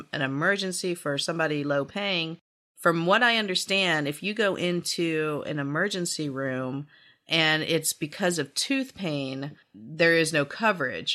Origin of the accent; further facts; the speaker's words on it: Hickory, North Carolina, United States; I'm from Hickory, North Carolina